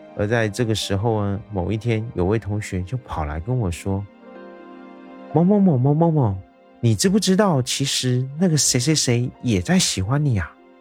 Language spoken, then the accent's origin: Chinese; Taiwan; 我是一位来自台湾的小哥哥